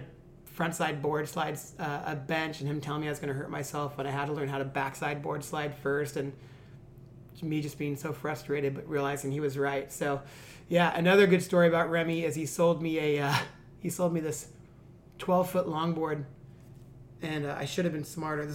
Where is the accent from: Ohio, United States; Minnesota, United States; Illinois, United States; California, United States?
California, United States; Rossmoor; also born or lived in Seal Beach; I grew up in Rossmore, which is 5 miles in from Seal Beach, just up Seal Beach.